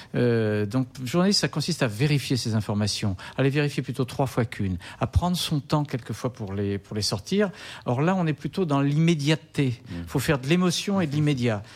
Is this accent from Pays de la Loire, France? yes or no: yes; Nantes, Pays de la Loire, France; also born or lived in Languedoc; je suis né à Nantes et j'étais bercé au muscadet au gros plan